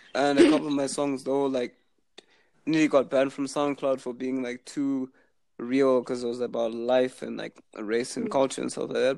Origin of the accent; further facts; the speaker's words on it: Zimbabwe; moved away as an adult; now in Halifax, Canada; I was born in Zimbabwe. I'm actually currently there now on summer break